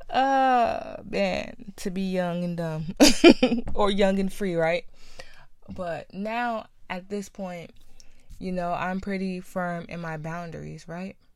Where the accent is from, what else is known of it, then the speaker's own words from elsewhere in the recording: New Jersey, United States; I'm from New Jersey